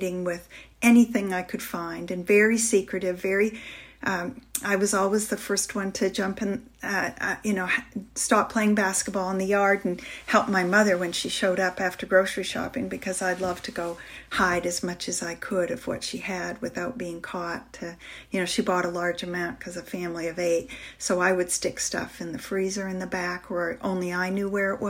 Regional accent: northern Maine, United States; I grew up in a big house hold here in northern Maine, where I'm speaking from right now in my hometown

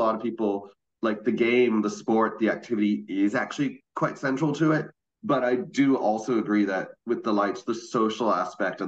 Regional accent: Boston, Massachusetts, United States; moved away as an adult; now in Melbourne, Australia; I'm visiting from Melbourne, but I used to live in Boston. Grew up here

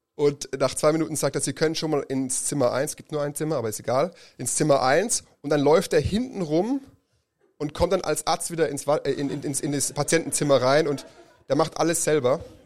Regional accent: Germany; Als Deutsche

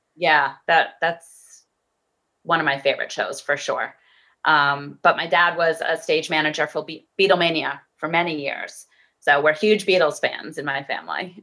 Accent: Framingham, Massachusetts, United States; I grew up in Framingham, Massachusetts

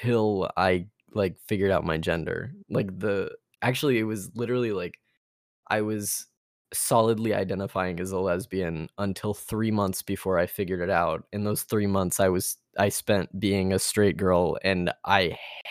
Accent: Texas, United States; I'm Texan. I grew up in Texas.

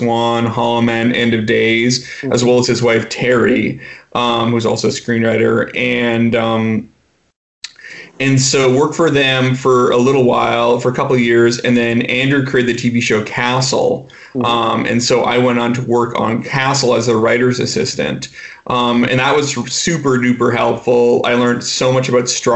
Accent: Vancouver, British Columbia, Canada; moved away as an adult; also born or lived in New York; now in Los Angeles, United States; I'm originally from Vancouver, up in Canada

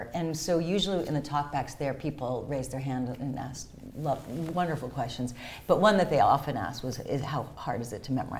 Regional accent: outside Boston, Massachusetts, United States; also born or lived in Dar es Salaam, Tanzania; I grew up outside Boston, and so when I did tell them in my junior year that I was also born in Africa, my parents were in the Peace Corps.

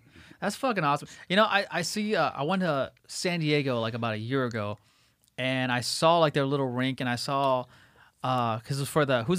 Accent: Toronto, Ontario, Canada; Did they ever force you to play other sports where they're just like, nah, like hockey's because we're from Toronto and shit?

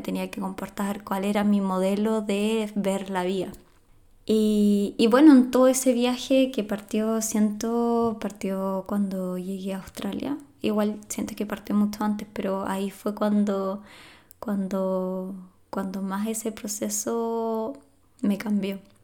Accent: Chile; soy de Chile, de Sudamérica

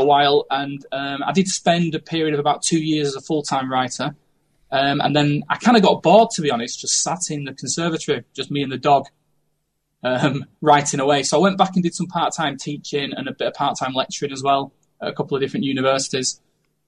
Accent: Manchester, North West England, United Kingdom; now in Lincoln, United Kingdom; I come originally from North Manchester in the UK, and I currently live in Lincoln.

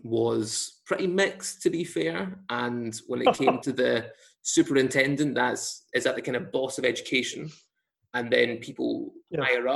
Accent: Scotland, United Kingdom; being of Pakistani heritage in a white Scottish school

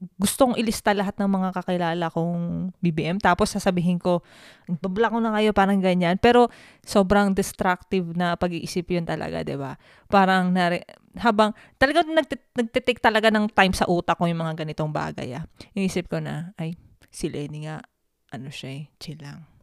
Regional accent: Philippines; moved away as an adult; now in Canada; Lumaki ako sa Pilipinas. Yung culture ko, pang Pilipino.

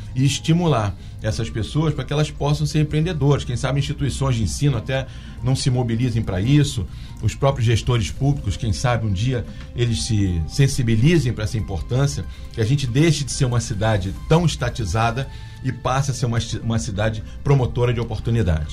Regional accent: Angra dos Reis, Rio de Janeiro, Brazil; aqui na minha, na minha terra, por exemplo, que é Angra dos Reis, que minha família está aqui há 91 anos, eu só vi meu pai trabalhar e eu comecei a trabalhar com ele desde os 8 anos

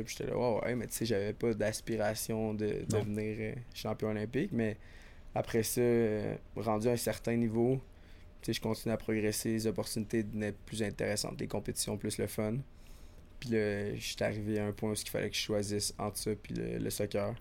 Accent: Sherbrooke, Quebec, Canada; moved away as an adult; now in Montreal, Canada; je suis parti euh, de Sherbrooke il y a genre 7 ans déjà maintenant.

